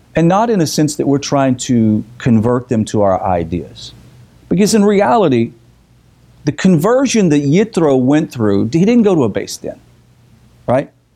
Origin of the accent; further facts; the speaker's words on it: the South, United States; we're from the South